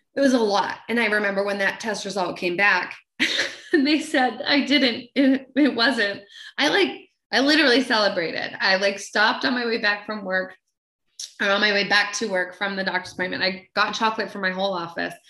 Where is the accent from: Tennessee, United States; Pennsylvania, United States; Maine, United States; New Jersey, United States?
Maine, United States; I'm, I'm from Maine and I'm from this really small town, but like at the time had 2000 people and one blinking red light